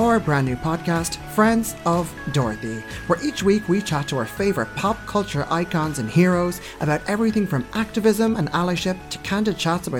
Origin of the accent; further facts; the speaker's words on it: Ireland; we are two Irish queens